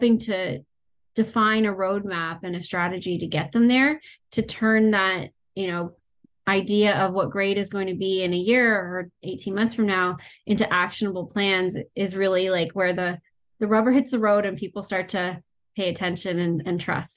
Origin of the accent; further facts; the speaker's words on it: Canada; I'm Canadian